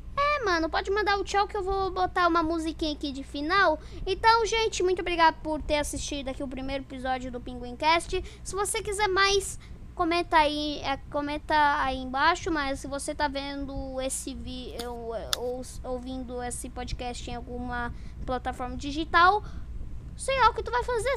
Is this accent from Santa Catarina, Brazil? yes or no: yes; Santa Catarina, Brazil; Eu sou de Santa Catarina